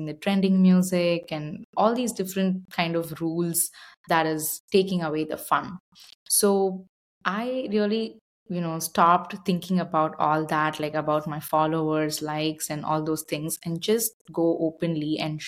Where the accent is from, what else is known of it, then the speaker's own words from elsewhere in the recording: India; moved away as an adult; now in Austin, United States; growing up in India, I was exposed to a lot of yoga, meditation